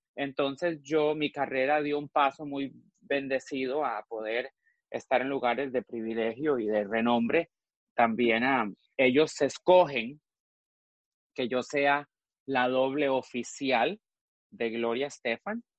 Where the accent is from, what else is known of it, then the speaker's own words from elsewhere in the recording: Costa Rica; now in Miami, United States; Yo nací en Costa Rica, nací en Costa Rica en 1978